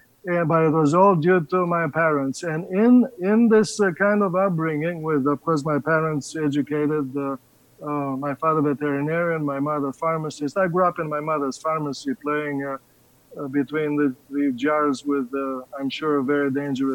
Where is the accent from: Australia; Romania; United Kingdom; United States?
Romania; moved away; I grew up in the Danube Delta